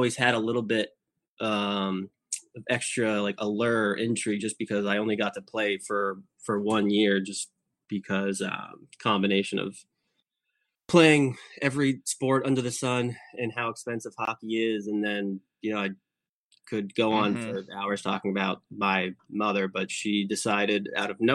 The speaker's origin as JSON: {"language": "English", "town": "Boston", "region": "Massachusetts", "country": "United States", "tie": "born or raised there", "said": "growing up in Boston"}